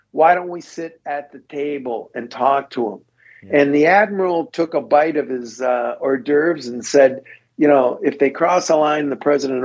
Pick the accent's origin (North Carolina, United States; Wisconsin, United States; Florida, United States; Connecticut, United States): Wisconsin, United States; I'm from Wisconsin